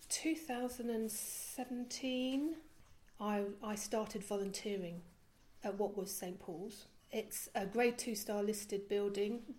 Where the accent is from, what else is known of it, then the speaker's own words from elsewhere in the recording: Belgium; I was about eight and I was living in Belgium. I was brought up in Belgium.